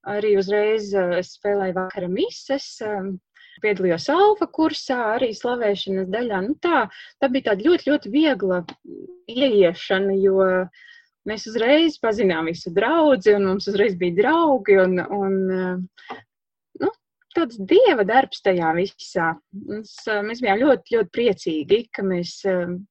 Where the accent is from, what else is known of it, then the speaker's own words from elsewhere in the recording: Lubāna, Madona Municipality, Latvia; moved away as an adult; also born or lived in Riga; now in Madona, Latvia; es pati esmu tāda orģināla no Lubānas, un aizejot studēt uz Rīgu